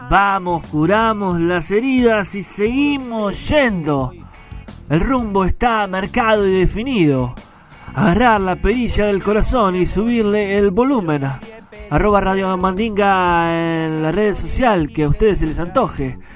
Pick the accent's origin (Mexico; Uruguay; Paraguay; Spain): Uruguay; mi tierra, el Uruguay